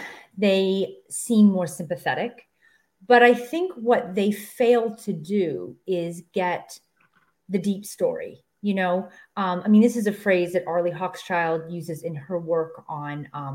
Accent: rural Pennsylvania, United States; moved away as an adult; also born or lived in West Virginia / Pittsburgh, Pennsylvania; now in Los Angeles, United States; And then ultimately, my mother took a job in rural Pennsylvania. And, you know, so this was my whole existence until I was 18 years old. I lived in a small town in Pennsylvania, population 4,000, 5,000. And then I, you know, hopped around the country to cities and ultimately ended up in Los Angeles.

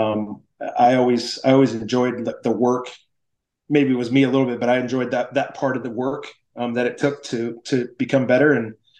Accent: Grants Pass, Oregon, United States; moved away as an adult; also born or lived in San Diego / Milwaukee; I enjoyed my time in high school and in Grants Pass, but even looking back and going back to my hometown

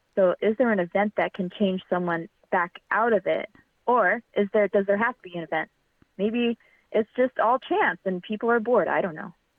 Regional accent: Fremont, California, United States; I'm from Fremont, and I still live in Fremont

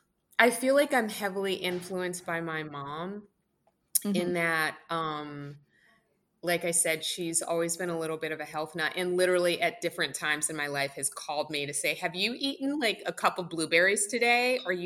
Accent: New Haven, Connecticut, United States; born there; I was born in New Haven, Connecticut. And so like some of my first food memories are pizza, like Pepe's Pizza.

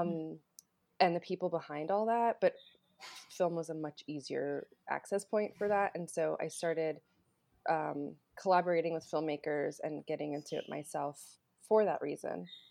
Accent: North Carolina, United States; also born or lived in New Jersey; I was born in New Jersey and then moved to North Carolina when I was seven.

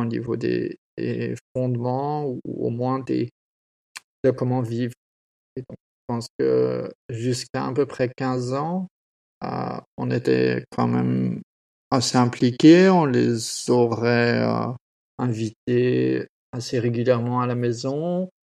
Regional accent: France; now in Australia; j'ai grandi en France

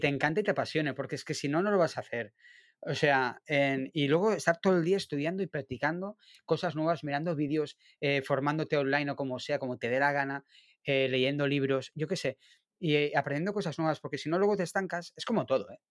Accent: Barcelona, Catalonia, Spain; el barrio de Gracia, en Barcelona, por la calle, que es un sitio que voy mucho a hacer fotos de calle porque me encanta, aparte que es mi barrio natal

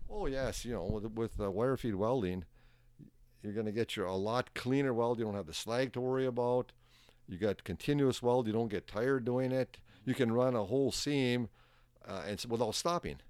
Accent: Soudan, Minnesota, United States; also born or lived in Virginia, Minnesota / Tower, Minnesota; I was born in Sudan, Minnesota.

